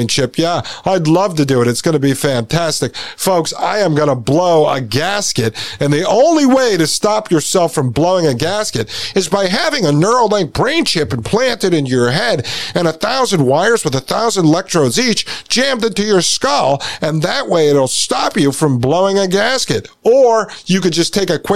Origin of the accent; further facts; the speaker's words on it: United States; when we grew up in the United States, I went to, born in 81, right? So I went to school in the 80s and 90s.